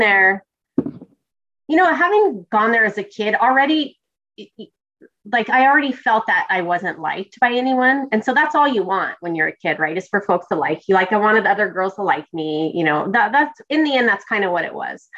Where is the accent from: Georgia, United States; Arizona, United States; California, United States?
California, United States; growing up in California, it's fairly diverse, and I grew up in a diverse town